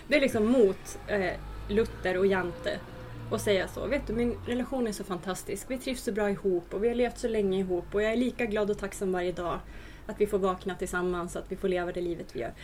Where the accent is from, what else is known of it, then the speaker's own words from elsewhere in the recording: Hälsingland, Gävleborg County, Sweden; både du och jag är från Hälsingland